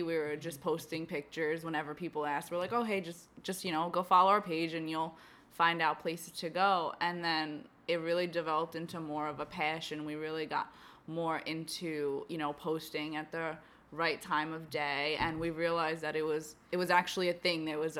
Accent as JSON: {"language": "English", "town": "New York City", "region": "New York", "country": "United States", "tie": "born or raised there", "said": "We were born and raised in Southern Brooklyn."}